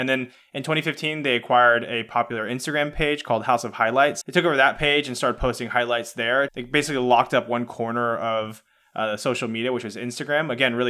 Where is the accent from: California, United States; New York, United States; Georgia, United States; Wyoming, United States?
Georgia, United States; Atlanta; also born or lived in West Coast; now in San Francisco Bay Area, United States; me personally, I grew up in Atlanta. I'm a huge Atlanta sports fan, but I moved across the country to the West Coast.